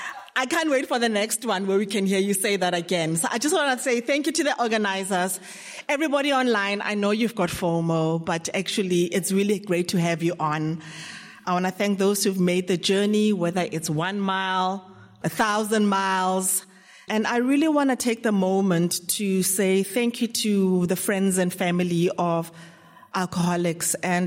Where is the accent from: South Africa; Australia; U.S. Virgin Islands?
South Africa; Johannesburg, Gauteng; I'm an alcoholic from Johannesburg.